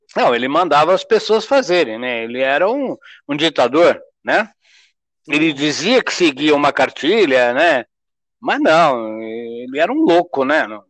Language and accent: Portuguese; Porto Alegre, Rio Grande do Sul, Brazil; now in São Paulo, Brazil; eu sou gaúcho, fui criado lá em Porto Alegre